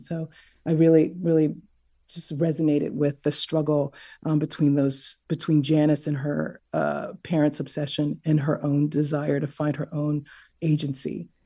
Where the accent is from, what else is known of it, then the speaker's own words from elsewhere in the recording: Texas, United States; I was raised in Texas